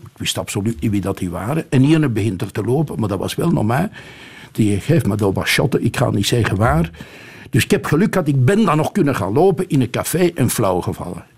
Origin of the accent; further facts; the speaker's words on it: Flemish Brabant, Belgium; now in Antwerp, Belgium; als Brabander